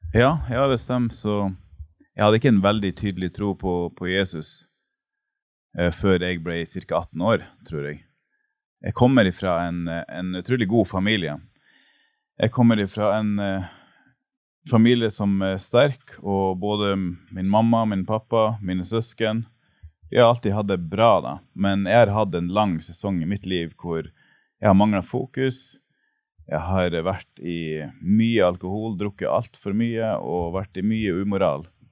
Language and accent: Norwegian; Mo i Rana, Nordland, Norway; moved away as an adult; now in Kenya; jeg kommer fra Mo i Rana. Jeg er 39 år gammel.